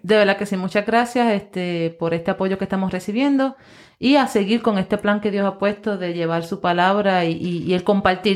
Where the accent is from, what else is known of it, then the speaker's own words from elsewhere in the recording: Puerto Rico; nosotros como puertorriqueños